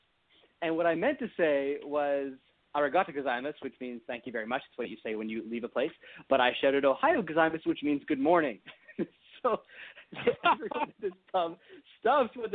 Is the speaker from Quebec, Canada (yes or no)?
no; Toronto, Ontario, Canada; where I grew up in Toronto